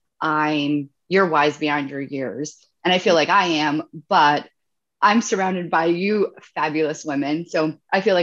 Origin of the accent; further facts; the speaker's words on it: Italy; I'm from Italy